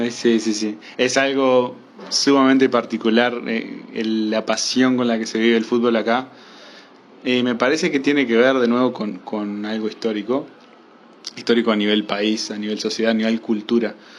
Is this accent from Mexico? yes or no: no; Uruguay; vivir la época en la que vivo como uruguayo